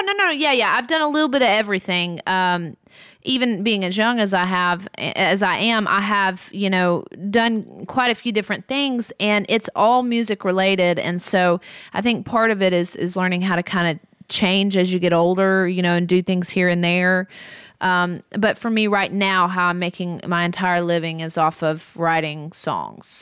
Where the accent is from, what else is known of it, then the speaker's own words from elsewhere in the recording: Muscle Shoals, Alabama, United States; moved away as an adult; now in Nashville, United States; growing up in Muscle Shoals